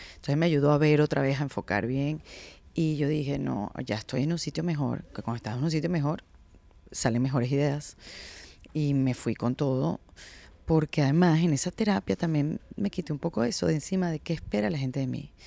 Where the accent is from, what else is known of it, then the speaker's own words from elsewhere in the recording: Venezuela; moved away; yo soy venezolana